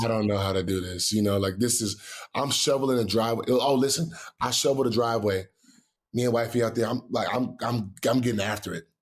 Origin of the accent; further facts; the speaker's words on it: Houston, Texas, United States; growing up in Houston